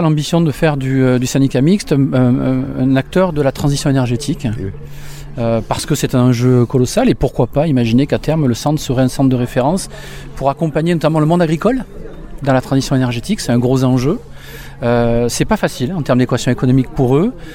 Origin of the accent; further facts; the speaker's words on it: Beaucaire, Occitania, France; Alors moi j'ai grandi à Beaucaire, donc je suis gardois, j'ai grandi à Beaucaire